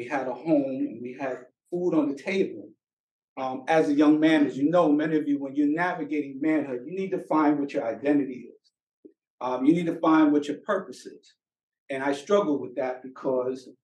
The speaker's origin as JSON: {"language": "English", "town": "New York City", "region": "New York", "country": "United States", "tie": "born or raised there", "said": "I was born and raised in Brooklyn"}